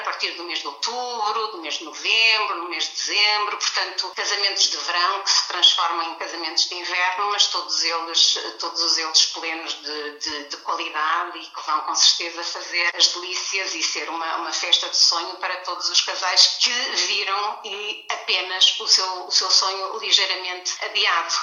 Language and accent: Portuguese; Portugal